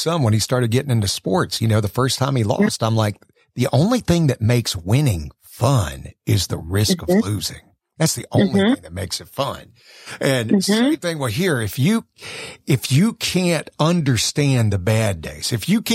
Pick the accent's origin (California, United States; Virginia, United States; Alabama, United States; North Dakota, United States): Alabama, United States; South; I'm from South Alabama.